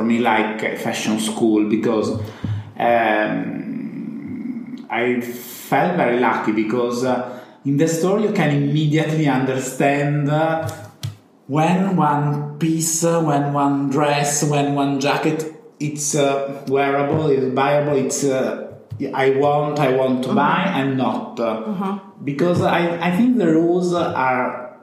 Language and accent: English; Rimini, Emilia-Romagna, Italy; English is a second language; my family lived in a countryside, in a house, really in the middle of the mountain. I come back from Rimini, but Rimini is the center. Mm-hmm. My parents live 20 minutes in the hills, mm-hmm. close to Rimini